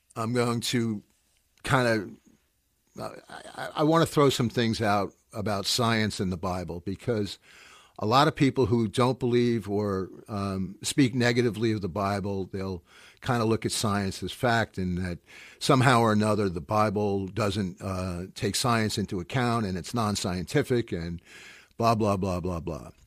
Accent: United States; now in New York, United States; I'm an American living in New York

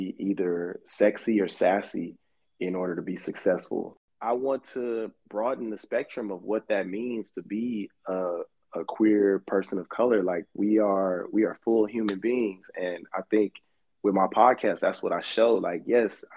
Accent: Houston, Texas, United States; moved away; also born or lived in Los Angeles; I grew up in Houston, Texas.

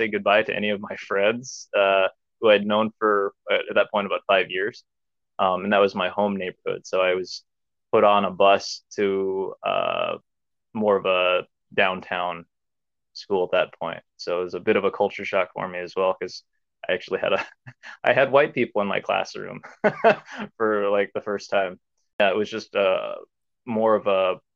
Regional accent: Omaha, Nebraska, United States; also born or lived in South Korea; I was adopted from South Korea to North Omaha, Nebraska. And my parents still live there to this day. And the community that I grew up within was predominantly Black

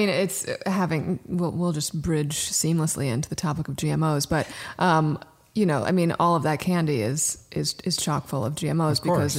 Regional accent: Brooklyn, New York, United States; I mean, I was raised in Brooklyn and Daryl was raised in Connecticut. So we're East Coasters through and through.

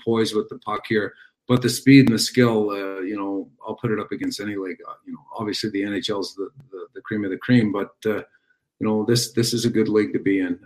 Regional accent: Montreal, Quebec, Canada; my hometown club, a team that I watched growing up

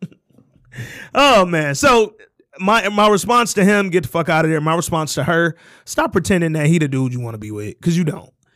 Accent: Detroit, Michigan, United States; we live in Michigan, where the median household income is fifty-two grand, and then specifically, we're from Detroit

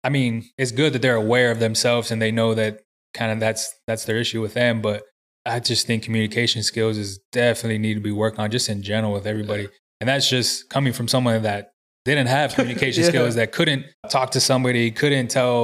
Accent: San Antonio, Texas, United States; also born or lived in Corpus Christi, Texas; I was raised in San Antonio

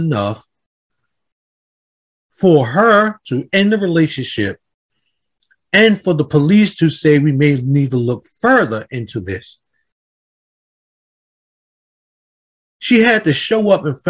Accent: Jersey City, New Jersey, United States; I'm from Jersey City, by the way. I come from Jersey City, New Jersey

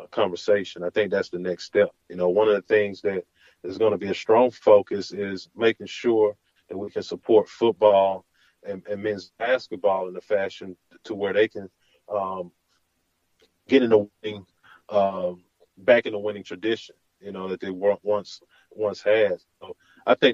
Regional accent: Huntsville, Alabama, United States; growing up in Huntsville

